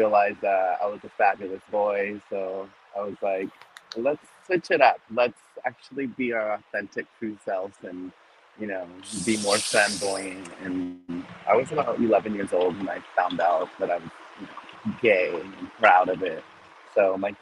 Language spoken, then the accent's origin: English; Sunnyside, Washington, United States; moved away as an adult; also born or lived in Los Angeles / Seattle; I'm actually from a really small town. It's called Sunnyside. It's over the pass. It's way down, like, central Washington.